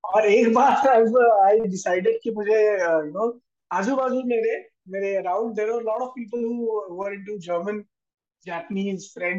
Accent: Pune, Maharashtra, India; I am from Pune. I'm a Pune-based performing artist

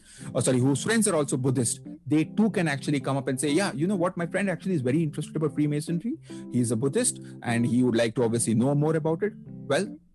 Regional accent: India; I'm a brother from India

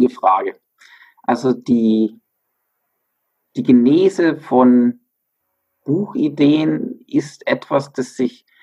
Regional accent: Bavaria, Germany; born there; bin auch tatsächlich gebürtiger Bayer und ähm, jetzt im Alpenvorland wieder ansässig, nachdem ich zwischendurch zehn Jahre fast im Ausland war

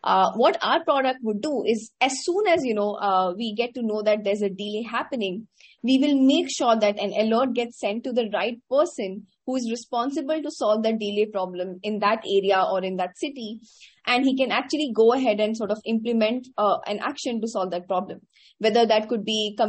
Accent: Patna, Bihar, India; moved away as an adult; also born or lived in Pilani, Rajasthan, India; now in Bangalore, India; I actually grew up in a tier two city in India called Patna in the state of Bihar

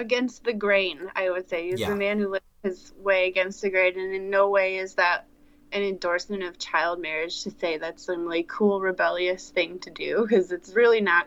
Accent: United States; as an American woman in 2020

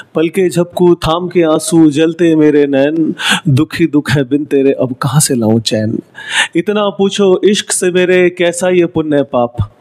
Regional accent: Delhi, India; moved away as an adult; now in Mumbai, India; मैं दिल्ली से हूँ पैदाइश मेरी दिल्ली से है दिल्ली में पैदा हुआ दिल्ली में पढ़ाई हुई

